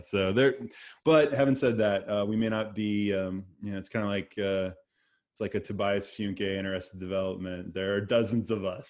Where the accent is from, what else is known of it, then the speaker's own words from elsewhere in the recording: Dallas, Texas, United States; moved away as an adult; now in Oklahoma City, United States; I grew up in the Dallas area